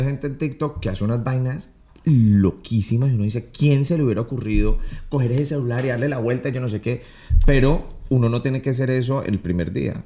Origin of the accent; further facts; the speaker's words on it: Colombia; inspirado muchísimo en Colombia porque es de donde yo soy